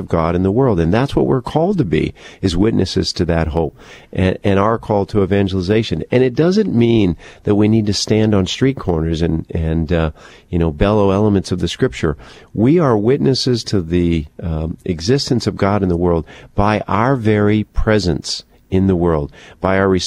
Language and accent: English; United States; as an American